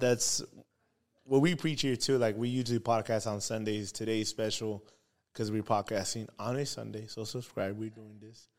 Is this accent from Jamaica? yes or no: no; Baldwin Park, California, United States; we're from Baldwin Park. I'm from Baldwin